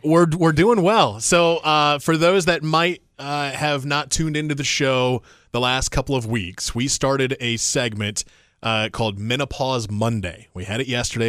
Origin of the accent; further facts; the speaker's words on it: Indiana, United States; moved away; I'm from Indiana, so I'm a Midwest person